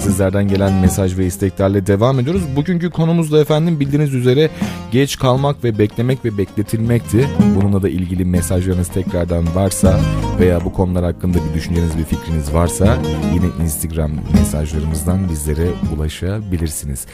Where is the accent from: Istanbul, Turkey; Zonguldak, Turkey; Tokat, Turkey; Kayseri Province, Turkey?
Tokat, Turkey; Turhal; ben de Tokat Turhal'lıyım